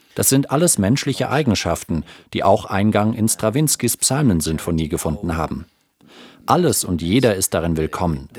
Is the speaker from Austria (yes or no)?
no; Granada, Andalusia, Spain; moved away; in meiner Heimatstadt Granada